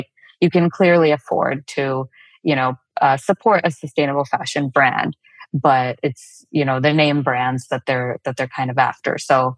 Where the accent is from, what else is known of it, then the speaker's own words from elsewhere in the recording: South India, India; first language Telugu; English is a second language; Tega is a word in my mother tongue, Telugu, which is from the south of India